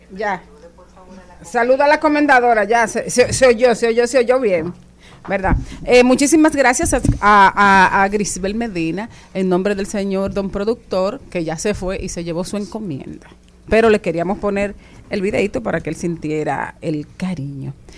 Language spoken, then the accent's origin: Spanish; Dominican Republic; born or raised there